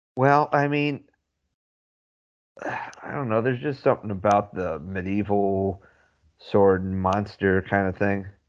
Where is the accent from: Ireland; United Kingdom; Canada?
Ireland; we're Irish